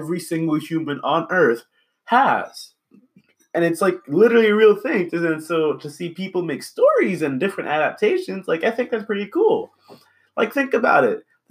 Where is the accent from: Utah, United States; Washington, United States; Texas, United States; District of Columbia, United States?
Washington, United States; Seattle; I'm from Seattle